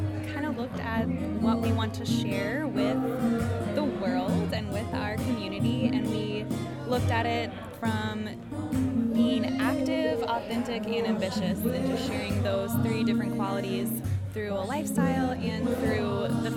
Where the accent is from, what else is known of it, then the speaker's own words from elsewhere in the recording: Chicago, Illinois, United States; I'm also from Chicago, Illinois.